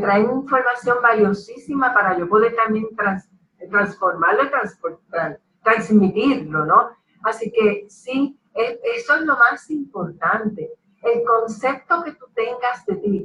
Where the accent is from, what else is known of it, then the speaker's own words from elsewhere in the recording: Ponce, Puerto Rico; soy ponceña y boricua